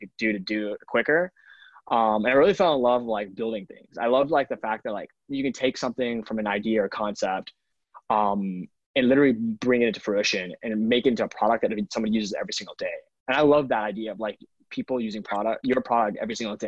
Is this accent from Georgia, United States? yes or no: yes; Atlanta, Georgia, United States; moved away as an adult; now in New York City, United States; I grew up in Atlanta, Georgia for most of my life. I now live in New York City.